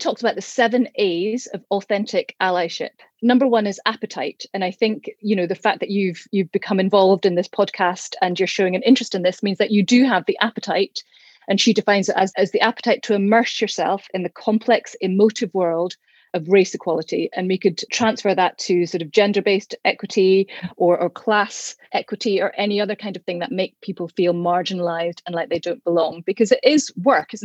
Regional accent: Bishopbriggs, Scotland, United Kingdom; where I grew up in Bishopbriggs

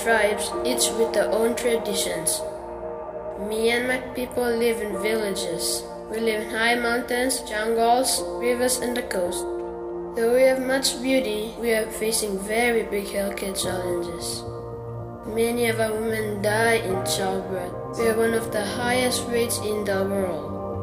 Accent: Papua New Guinea; I come from Papua New Guinea. I love my country

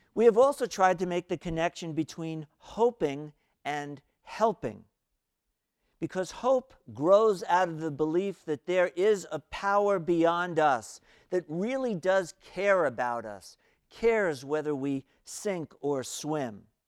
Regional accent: New York City, New York, United States; I was growing up in New York City, still in elementary school

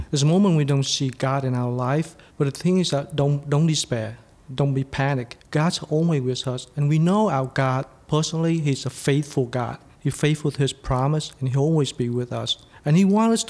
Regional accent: Vietnam; moved away; I'm from Vietnam

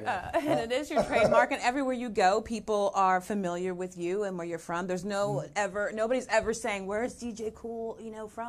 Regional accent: Jacksonville, Florida, United States; also born or lived in California; So we came from California and went to Quantico on the base and everything. My parents were never married because my mother knew better. And so my father was a pilot. So we kind of just stayed here. I did grow up and go to high school in Florida, in Jacksonville

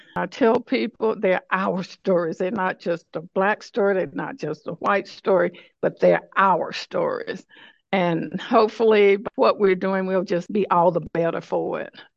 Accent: Decatur, Alabama, United States; right here in Decatur, Alabama, in my hometown

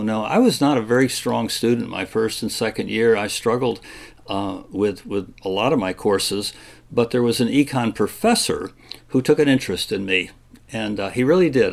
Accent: Kalamazoo, Michigan, United States; moved away as an adult; now in Virginia, United States; growing up in Michigan in the 50s and 60s

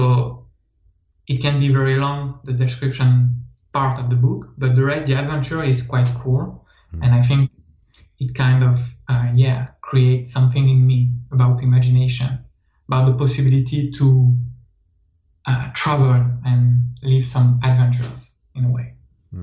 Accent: France; accent: French; English is a second language; accent is French, so

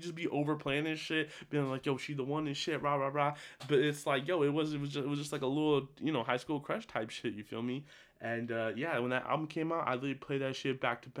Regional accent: California, United States; I'm from Cali too, you feel me?

